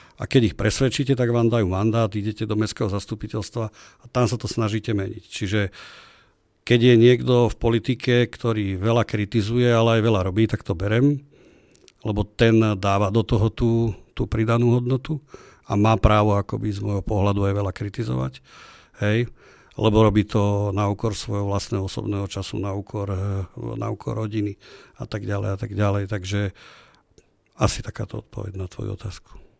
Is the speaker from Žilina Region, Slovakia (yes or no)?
no; Trenčín, Trenčín Region, Slovakia; U nás na okolí ten slávny kopec Trenčiansky sa volá Soblahov, uh-huh. Mhm. kde sme vyrástli.